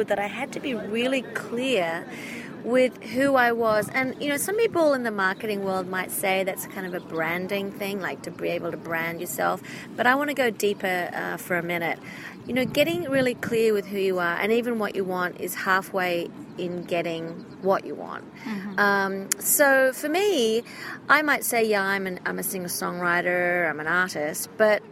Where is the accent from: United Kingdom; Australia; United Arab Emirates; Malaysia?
Australia; now in Hollywood, United States; I am an Australian, Hollywood-based singer-songwriter